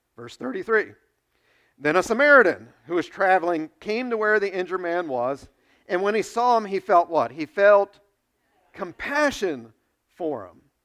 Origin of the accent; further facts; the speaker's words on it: United States; you and I face as American Christians